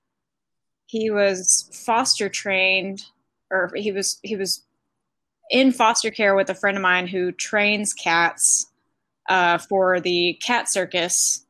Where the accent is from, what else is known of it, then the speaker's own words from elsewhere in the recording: Arkansas, United States; moved away; I'm from Arkansas